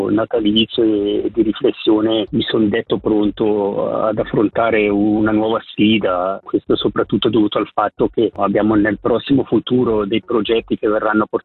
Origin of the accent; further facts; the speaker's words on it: Lavizzara, Ticino, Switzerland; sul territorio del mio paese dove sono nato e cresciuto